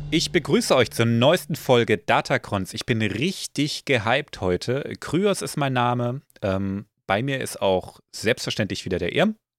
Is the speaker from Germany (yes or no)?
yes; Germany; bin ich ja Deutscher